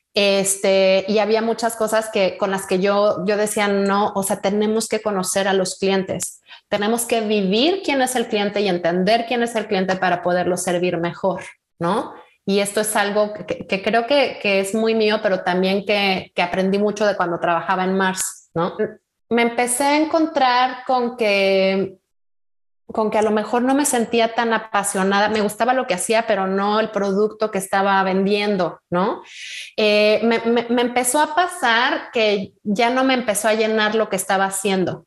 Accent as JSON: {"language": "Spanish", "town": "Morelia", "region": "Michoacán", "country": "Mexico", "tie": "born or raised there", "moved": "yes", "said": "yo soy de Morelia, hace ya unos, unos añitos que, viví mi infancia allá"}